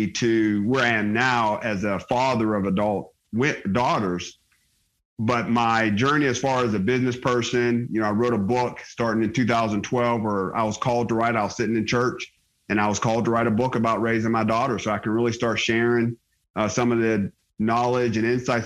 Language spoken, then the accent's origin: English; Johnstown, Pennsylvania, United States; moved away as an adult; also born or lived in Pittsburgh, Pennsylvania / Georgia / Germany; I'm a Pennsylvania kid. I was born in Pittsburgh, grew up outside of a town called Johnstown